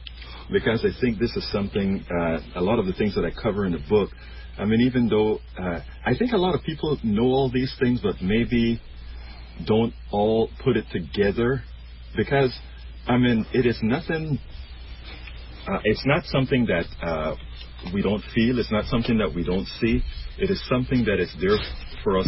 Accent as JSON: {"language": "English", "country": "Panama", "also_born_or_lived": "Brenham, Texas", "moved": "as an adult", "lives_now": "Houston, United States", "said": "I am originally from Central America, Panama"}